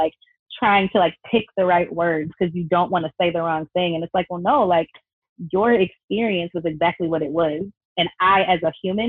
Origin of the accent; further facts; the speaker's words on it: Detroit, Michigan, United States; moved away as an adult; now in Hawaii, United States; I was born in Detroit. I was raised in Metro Detroit